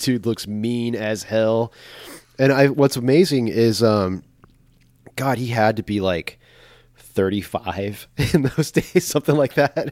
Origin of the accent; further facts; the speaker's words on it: Corpus Christi, Texas, United States; growing up in Corpus